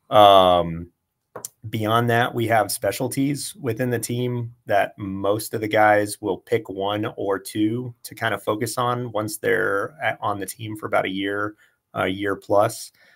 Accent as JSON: {"language": "English", "town": "Tucson", "region": "Arizona", "country": "United States", "tie": "born or raised there", "also_born_or_lived": "Southern California", "said": "I grew up I grew up here and in Southern California"}